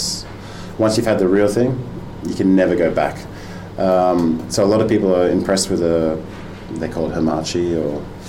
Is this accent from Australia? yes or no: yes; Australia; moved away as an adult; also born or lived in London; now in Denmark; I'm an Australian chef who now lives in Denmark. My background is restaurants in Sydney, and then moved to London.